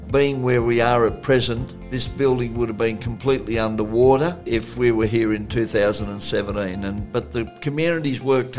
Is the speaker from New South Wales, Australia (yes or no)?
yes; Casino, New South Wales, Australia; moved away as an adult; now in Lismore, Australia; Well, I was born in Casino back in 1949 and lived there most of my life.